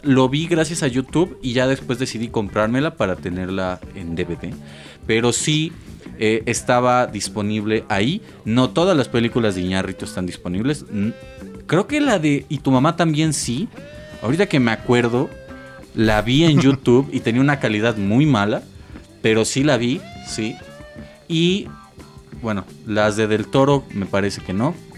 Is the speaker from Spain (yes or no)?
no; Mexico; nosotros como mexicanos